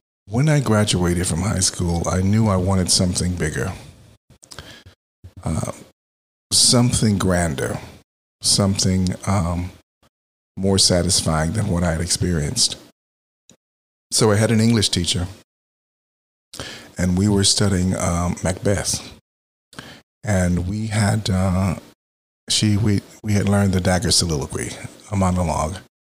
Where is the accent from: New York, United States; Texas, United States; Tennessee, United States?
Texas, United States; now in Philadelphia, United States; I grew up in Texas